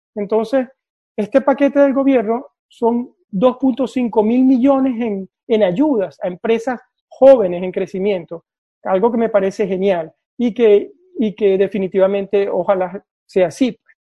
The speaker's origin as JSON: {"language": "Spanish", "country": "Venezuela", "moved": "as an adult", "lives_now": "Oslo, Norway", "said": "vivo en Noruega, en Oslo, desde hace 12 años y soy venezolano"}